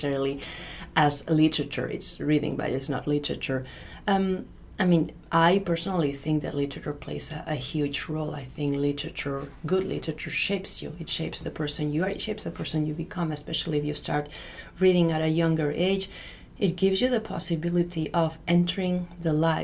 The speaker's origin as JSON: {"language": "English", "country": "Spain", "tie": "born or raised there", "also_born_or_lived": "Russia", "moved": "as an adult", "lives_now": "United States", "said": "I'm European, I'm Spanish. I was born, raised, educated in Spain."}